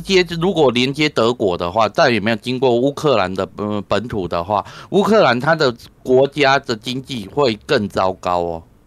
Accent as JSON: {"language": "Chinese", "country": "Taiwan", "said": "我你们国外的人跟我们台湾人看的东西真的不一样"}